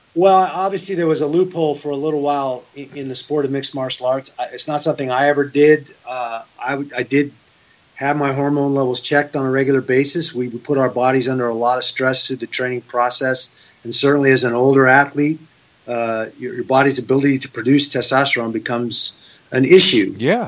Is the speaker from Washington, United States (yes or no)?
yes; Seattle, Washington, United States; also born or lived in Oregon; now in Las Vegas, United States; I grew up in Seattle